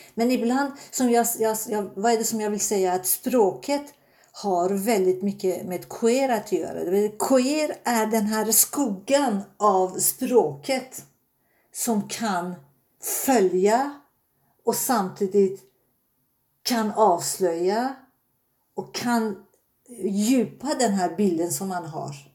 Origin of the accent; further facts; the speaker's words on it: Tehran, Tehran Province, Iran; Swedish is a second language; moved away as an adult; now in Sweden; Jag är född i Iran, Teherans eh, huvudstad, men mina föräldrar är Azerbajdzjan, eh, azerbajdzjaner i Iran